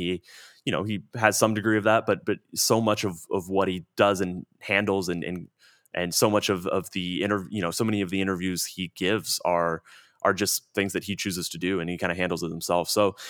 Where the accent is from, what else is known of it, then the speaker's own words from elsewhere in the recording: Plano, Texas, United States; I grew up in Plano, Texas, a suburb.